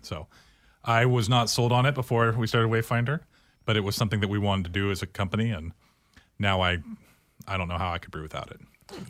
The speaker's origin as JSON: {"language": "English", "town": "Tualatin", "region": "Oregon", "country": "United States", "tie": "born or raised there", "also_born_or_lived": "New Orleans", "said": "I grew up in Tualatin, Oregon"}